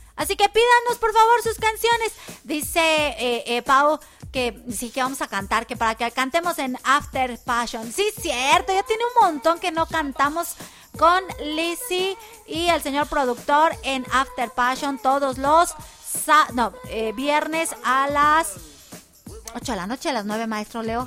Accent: Mexico; los mexicanos nos, nos caracterizamos por ser muy hermanados

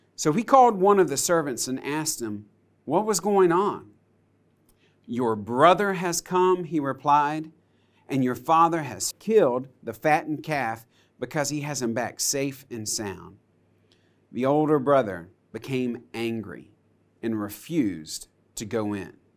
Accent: United States; I grew up on Lake Hartwell

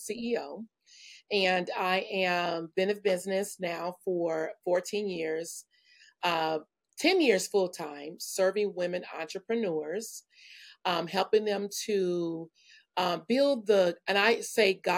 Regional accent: Benton Harbor, Michigan, United States; moved away as an adult; now in California, United States; I'm from a small town, Benton Harbor, Michigan, and grew up in a beautiful family

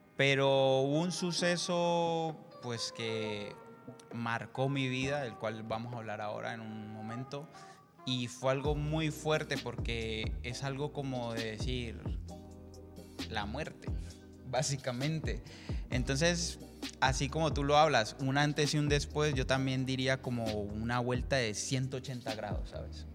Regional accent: Colombia; soy de Colombia

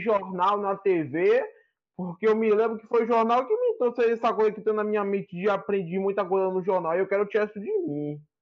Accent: Valença, Bahia, Brazil; Eu sou de Valença na Bahia

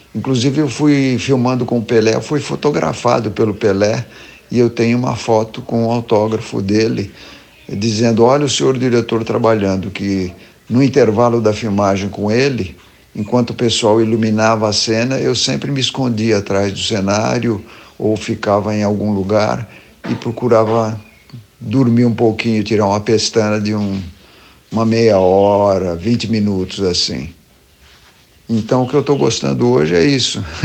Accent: Osasco, São Paulo, Brazil; Tanto o Boni como o Guga, como eu, nascemos em Osasco na mesma cama, da mesma parteira.

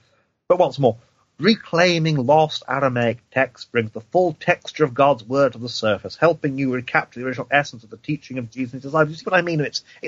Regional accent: East of England, United Kingdom; also born or lived in Cheshire / London / Wales; Now, granted, I'm an Englishman, but I'm from Eastern England. I studied I did my degree in Cheshire, which is one part of England. I did my seminary training in London. I spent 6 months as an assistant pastor in Wales

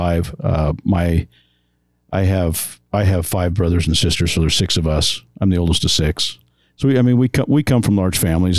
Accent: Washington, Utah, United States; moved away as an adult; now in Las Vegas area, Nevada, United States; I was a Southern Utah boy.

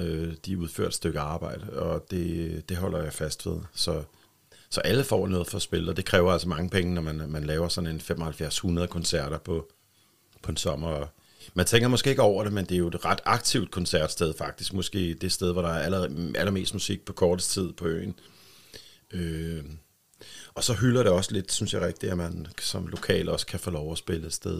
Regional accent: Bornholm, Capital Region of Denmark, Denmark; also born or lived in Helsingør; bliver vi, øh, mig og min tvillingssøster, født i, i Helsingør og, og bor deroppe, men de flytter så til, til Bornholm, da, da vi er et år cirka. Ikke? Så, så der har jeg været her på Bornholm lige siden.

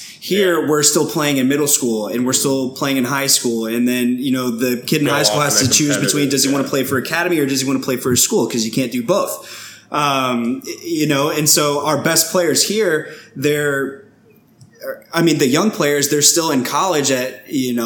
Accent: Frisco, Texas, United States; I grew up in Frisco, Texas, which is where FC Dallas is located

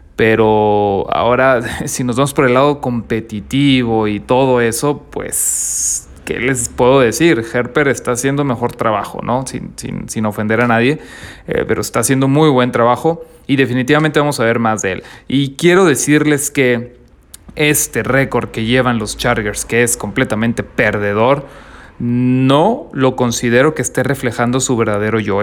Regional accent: northern Mexico, Mexico; Yo soy del norte de México, así que aquí todavía está haciendo calor.

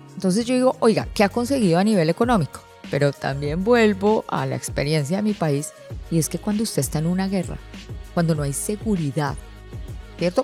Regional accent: Colombia; now in Panama

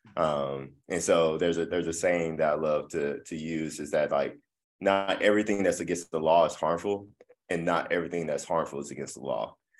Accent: Midland, Texas, United States; moved away as an adult; now in Tulsa, United States; I am originally from West Texas, uh, Midland, Texas

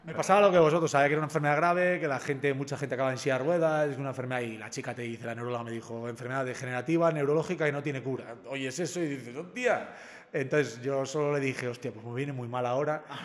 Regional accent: Zumárraga, Basque Country, Spain; en mi pueblo en Zumárraga teníamos hospital

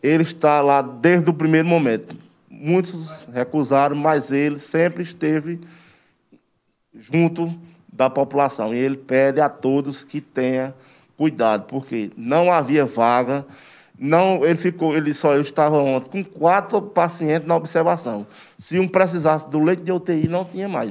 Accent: Serra Talhada, Pernambuco, Brazil; antes de ser brasileiro, eu sou serra Sou pernambucano

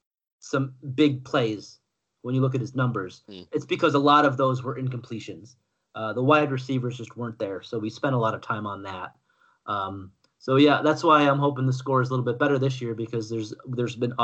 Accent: United States; I'm an American

